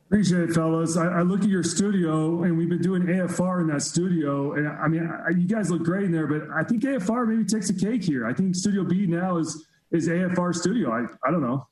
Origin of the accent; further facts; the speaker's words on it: Texas, United States; moved away; a former, or I still count myself as a Texan, as a Texan